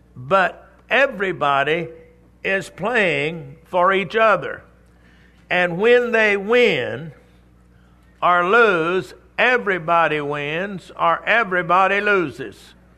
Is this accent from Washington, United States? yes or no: no; Texas, United States; I'm from Texas.